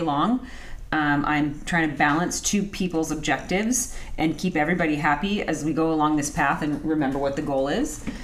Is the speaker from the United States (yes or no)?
yes; Anaheim, California, United States; I grew up in Anaheim.